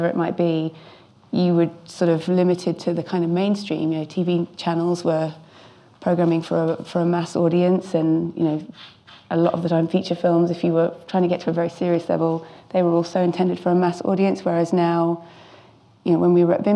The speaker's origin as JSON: {"language": "English", "region": "London", "country": "United Kingdom", "tie": "born or raised there", "said": "now I'm at Film London, so getting sort of coming back to my hometown roots"}